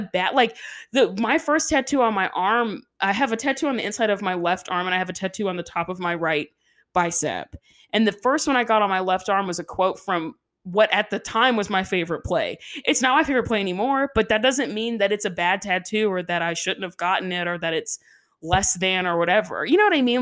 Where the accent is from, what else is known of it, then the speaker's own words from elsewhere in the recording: the South, United States; we're from the South